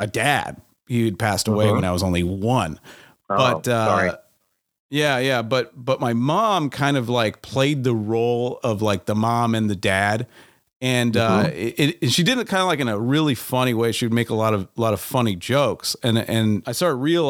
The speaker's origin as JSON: {"language": "English", "town": "San Diego", "region": "California", "country": "United States", "tie": "born or raised there", "said": "I grew up in San Diego."}